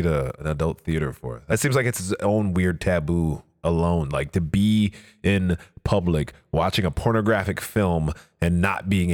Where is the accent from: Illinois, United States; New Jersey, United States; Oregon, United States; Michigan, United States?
Michigan, United States; Detroit; also born or lived in New York; I actually grew up a Detroit Pistons fan